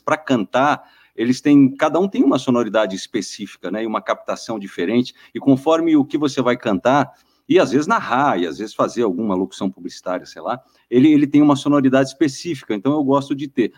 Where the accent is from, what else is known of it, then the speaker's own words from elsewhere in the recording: Guarujá, São Paulo, Brazil; moved away as an adult; now in São Paulo, Brazil; Eu sou do Guarujá, do litoral eu vim para cá para fazer rádio